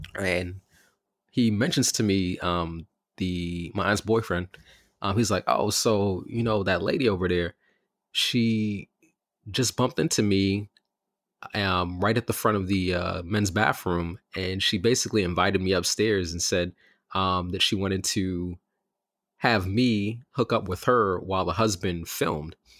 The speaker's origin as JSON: {"language": "English", "town": "New York City", "region": "New York", "country": "United States", "tie": "born or raised there", "said": "I grew up in Bed Stuy and Crown Heights"}